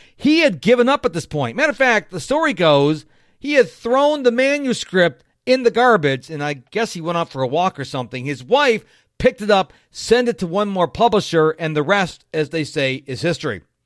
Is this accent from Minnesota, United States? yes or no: no; Rochester, New York, United States; now in Houston, United States; I was raised up in Rochester, New York.